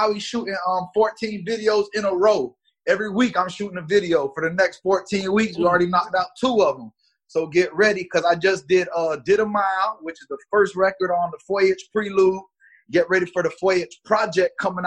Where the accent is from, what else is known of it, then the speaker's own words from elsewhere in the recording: Miami, Florida, United States; also born or lived in Gary, Indiana; now in Atlanta, United States; I was born in Gary, originally from the Midwest, but we moved to Miami when I was 2 years old. So Dade County, North Miami Beach